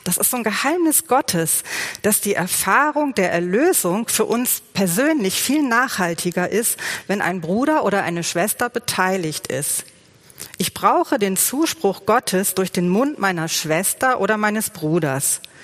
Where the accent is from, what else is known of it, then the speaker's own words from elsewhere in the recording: Germany; bei uns in Deutschland